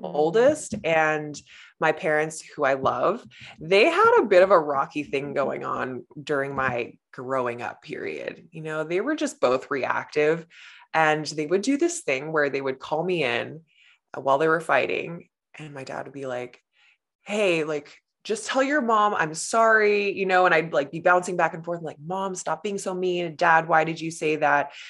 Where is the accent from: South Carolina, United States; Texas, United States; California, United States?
California, United States; Los Angeles; born or raised there; moved away as an adult; now in Canada